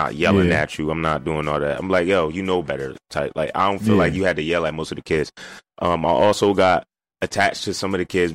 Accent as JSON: {"language": "English", "town": "Camden", "region": "New Jersey", "country": "United States", "said": "where I'm from"}